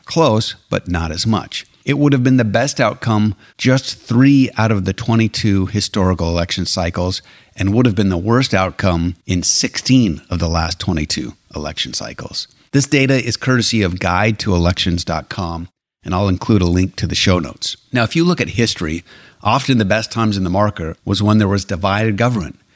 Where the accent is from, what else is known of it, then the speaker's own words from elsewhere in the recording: Alberta, Canada; now in United States; I was blessed to have been born and raised in Canada